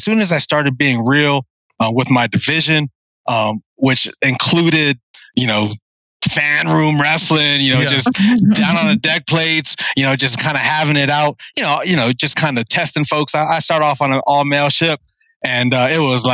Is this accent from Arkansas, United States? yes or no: no; San Diego, California, United States; also born or lived in Guam; I was born in Guam, considered a Chamorro, but then I left to San Diego, and I don't remember much about Guam except that I was born there. But I did most of my time in National City, Paradise Hills, Southeast San Diego